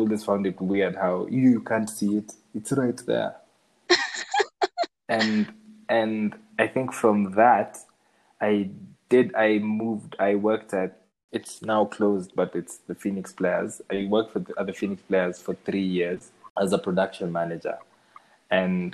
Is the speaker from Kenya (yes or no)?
yes; Kenya; I see myself as a Shags boy, because I grew up in Shags.